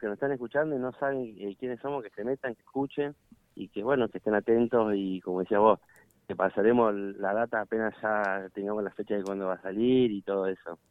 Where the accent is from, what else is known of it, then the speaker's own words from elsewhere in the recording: Allen, Río Negro, Argentina; somos de Allen